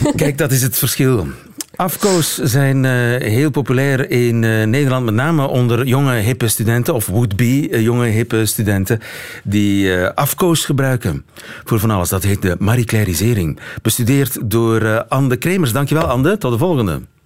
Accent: Flanders, Belgium; bij ons in Vlaanderen

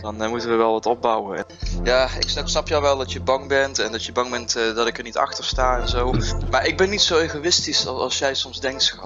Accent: Netherlands; Ik kom zelf uit Nederland.

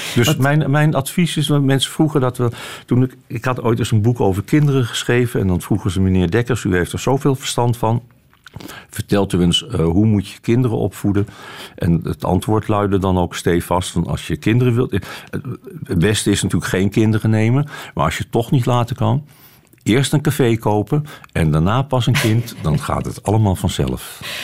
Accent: Amsterdam, North Holland, Netherlands; moved away; also born or lived in Haarlem; ik ben eh, geboren in Haarlem en opgegroeid in Amsterdam. En eh, ik woon in geen van beide meer

